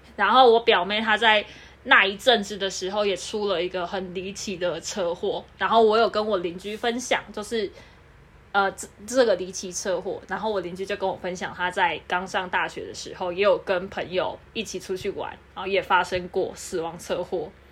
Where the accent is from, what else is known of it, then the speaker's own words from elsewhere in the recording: Kaohsiung, Taiwan; now in Taipei, Taiwan; 因为我是南部人啊